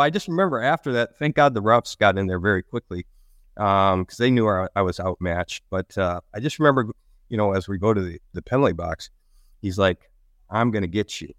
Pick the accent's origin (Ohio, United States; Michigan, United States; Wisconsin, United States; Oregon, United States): Michigan, United States; Lansing; I grew up in Michigan. Uh, I grew up in the Lansing area.